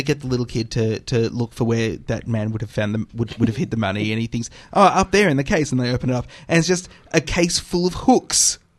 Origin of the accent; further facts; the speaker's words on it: Victoria, Australia; I'm from Victoria, so I call it Charade.